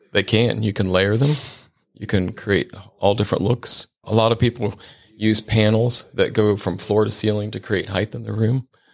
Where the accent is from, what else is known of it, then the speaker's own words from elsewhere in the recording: Cincinnati, Ohio, United States; moved away; also born or lived in Sarasota, Florida; I'm originally from Cincinnati, Ohio